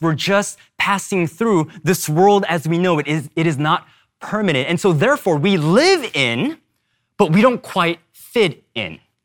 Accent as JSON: {"language": "English", "region": "California", "country": "United States", "tie": "born or raised there", "also_born_or_lived": "Seoul, South Korea", "second_language": "English"}